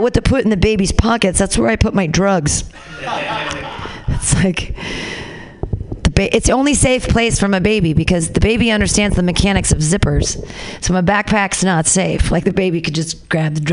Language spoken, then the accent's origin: English; United States; as Americans